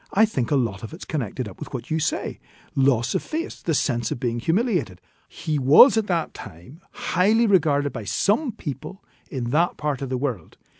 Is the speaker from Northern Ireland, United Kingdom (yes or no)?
yes; Northern Ireland, United Kingdom